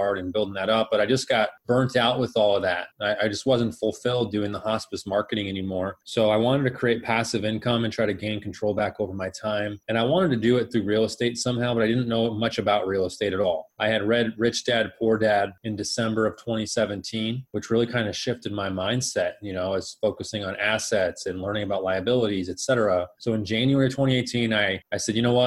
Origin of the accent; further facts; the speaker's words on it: Phoenix, Arizona, United States; also born or lived in Colorado / Scottsdale, Arizona; I was born and raised here in Phoenix